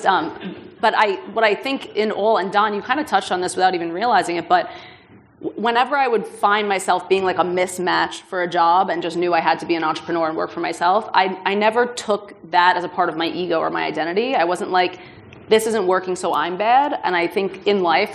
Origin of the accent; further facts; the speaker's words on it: New York, United States; I'm a Jew from New York